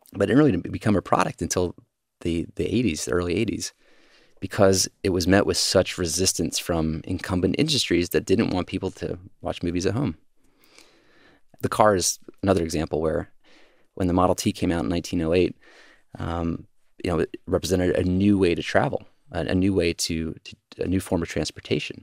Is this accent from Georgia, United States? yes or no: yes; Georgia, United States; now in San Francisco, United States; when I was growing up in Georgia